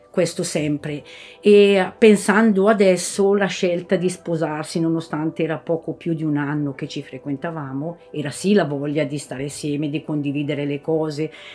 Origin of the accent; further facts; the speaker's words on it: Bolgare, Lombardy, Italy; sono di Bolgare